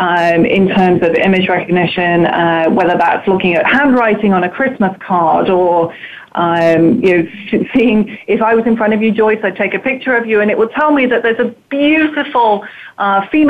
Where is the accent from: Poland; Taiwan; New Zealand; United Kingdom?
United Kingdom; moved away as an adult; now in United States; I'm clearly from Europe. I'm very British. I lived there for a good 30 years.